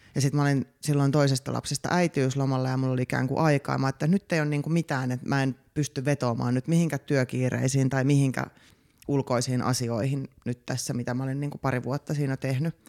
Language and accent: Finnish; Vantaa, Uusimaa, Finland; now in Helsinki, Finland; koomikko, alun perin Itä-Vantaalta, nykyisin helsinkiläinen.